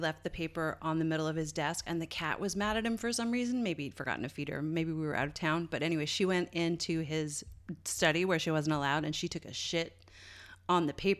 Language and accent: English; Canada; accent: Canadian; It's so funny to speak to like friends from home and fall into that sort of cadence. I can hear my Canadian accent come back a little bit.